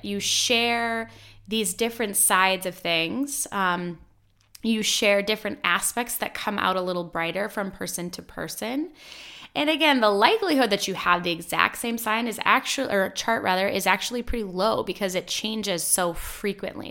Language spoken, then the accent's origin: English; Midwest, United States; I grew up in the Midwest